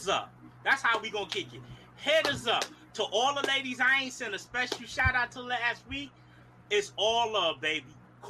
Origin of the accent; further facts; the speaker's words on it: New York City, New York, United States; moved away; also born or lived in the Gump (Memphis?); baby. Live from the gump, but born and raised in Brooklyn. … is in the building.